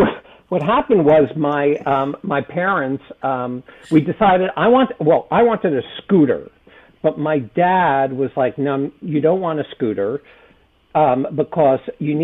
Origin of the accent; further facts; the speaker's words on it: New Jersey, United States; so I grew up in New Jersey, okay? I've mentioned this before. I grew up in New Jersey